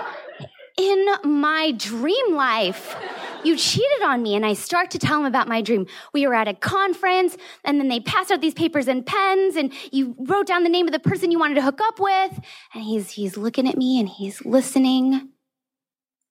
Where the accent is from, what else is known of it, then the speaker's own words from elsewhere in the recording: California, United States; now in Hong Kong; my home state of California